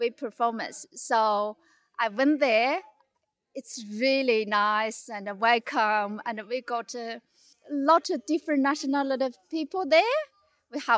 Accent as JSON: {"language": "English", "town": "Harbin", "region": "Heilongjiang", "country": "China", "second_language": "English", "moved": "as an adult", "lives_now": "Bendigo, Australia", "said": "I'm from China. North of China, they call Ice City."}